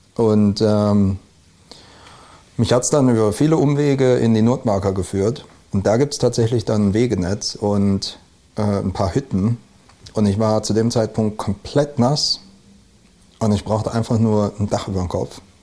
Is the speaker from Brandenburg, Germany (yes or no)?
no; Neuwied, Rhineland-Palatinate, Germany; moved away; also born or lived in Westerwald / Oslo, Norway; aus dem Rheinland. Also ich bin halb halb im Westerwald und äh, in Neuwied aufgewachsen